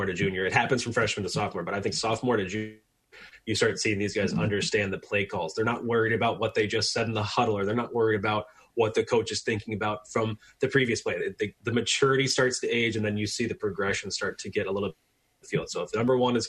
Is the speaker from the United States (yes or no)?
yes; Orlando, Florida, United States; born and raised in Orlando